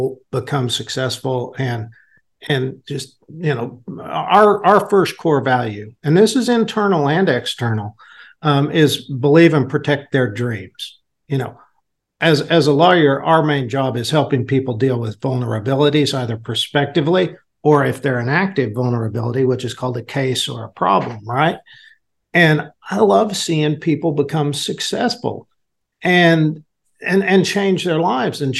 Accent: Enid, Oklahoma, United States; I was born here in Enid

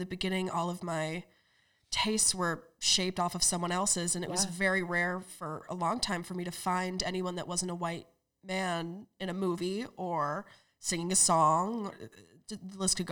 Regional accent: Council Bluffs, Iowa, United States; I grew up in Council Bluffs

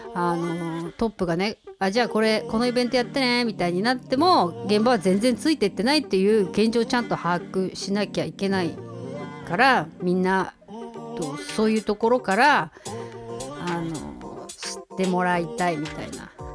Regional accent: Hokkaido, Japan; 北海道人としては

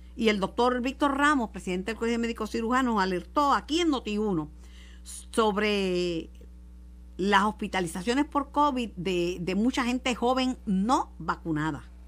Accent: Mayagüez, Puerto Rico; Eso es en mi pueblo

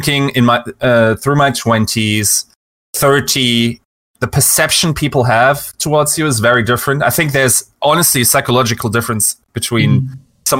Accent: Düsseldorf, North Rhine-Westphalia, Germany; I grew up in Western Germany in North Rhine-Westphalia, and there in the capital city, Düsseldorf.

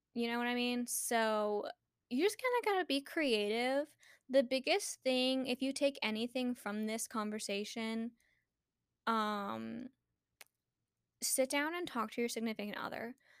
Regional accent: Bay Area, California, United States; now in Texas, United States; growing up in the Bay Area, I was surrounded by Filipinos.

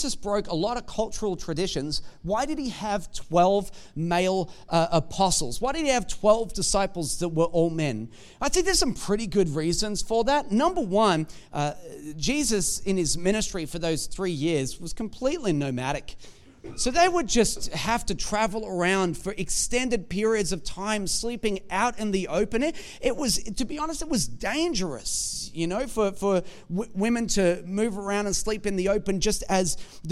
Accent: Australia; we're Australian.

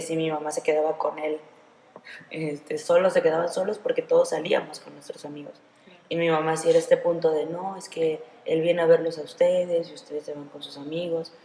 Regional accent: Mexico; nuestra economía no puede ser buena, nuestro gobierno no puede ser bueno

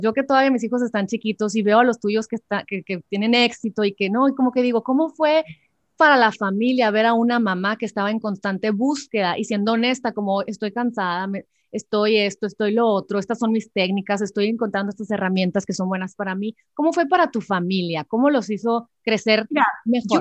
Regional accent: Sonora, Mexico; como sonorense

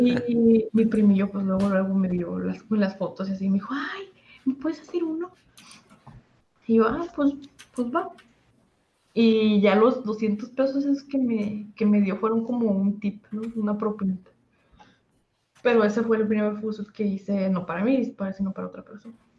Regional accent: Torreón, Coahuila, Mexico; Yo soy de Torreón, Coahuila.

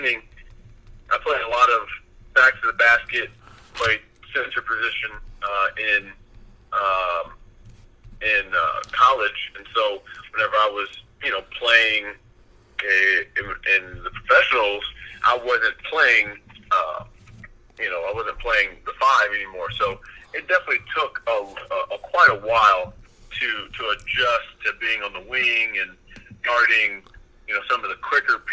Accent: Springfield, Missouri, United States; moved away as an adult; also born or lived in Omaha; growing up in Springfield, Missouri, is not a huge town

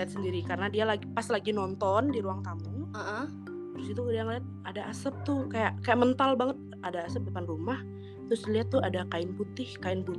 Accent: West Kalimantan, Indonesia; Aku Fakultas FKH IPB angkatan 54, asal daerahku Kalimantan Barat.

